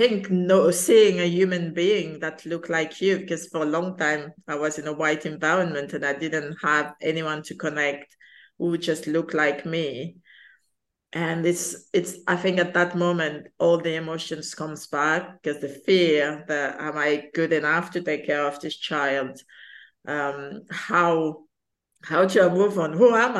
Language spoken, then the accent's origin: English; France; also born or lived in Madagascar; I was born in Madagascar, which is in, a lot of people don't actually know where Madagascar is, but it's in one of the highlands off the coast of Africa. And I was adopted in south of France when I was 10.